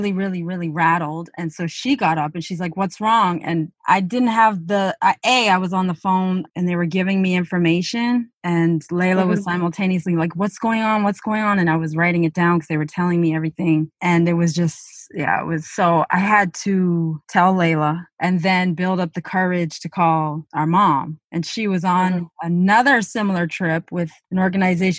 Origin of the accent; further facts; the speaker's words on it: Northern Ontario, Canada; moved away; we're born and raised in Northern Ontario, Canada, then we went off in one direction